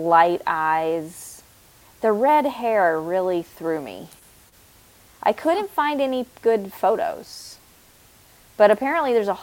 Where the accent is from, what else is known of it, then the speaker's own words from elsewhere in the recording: Tennessee, United States; we're from Tennessee